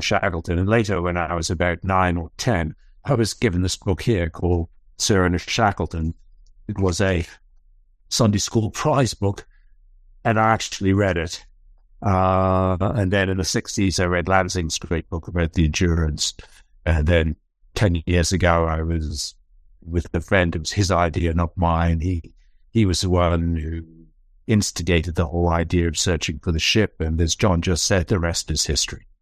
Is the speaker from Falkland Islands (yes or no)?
yes; Falkland Islands; I come from the Falkland Islands.